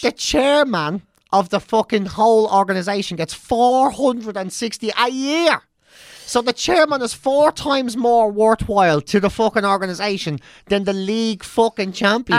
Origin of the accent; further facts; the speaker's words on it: Ireland; we're Irish too